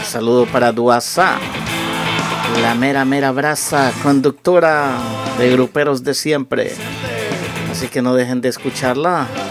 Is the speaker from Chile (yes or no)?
no; Las Lajas, Comayagua, Honduras; moved away; cuando yo estaba en mi país